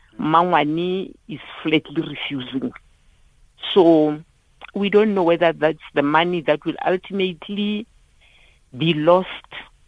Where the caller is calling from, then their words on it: Phuthaditjhaba, Free State, South Africa; I'm calling from Puchadichaba.